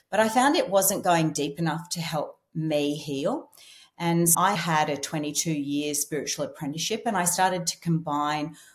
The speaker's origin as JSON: {"language": "English", "region": "Scotland", "country": "United Kingdom", "said": "I'm Scottish."}